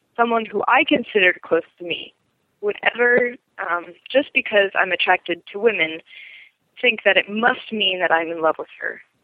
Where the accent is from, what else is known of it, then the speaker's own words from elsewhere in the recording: Connecticut, United States; moved away as an adult; now in Baltimore, United States; grew up in Connecticut where my parents live